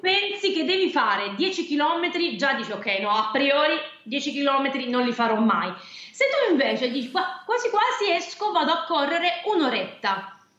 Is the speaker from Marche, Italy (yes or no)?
no; Trepuzzi, Apulia, Italy; io sono però salentina, ehm, vengo da Trepuzzi, è un paesino in provincia di Lecce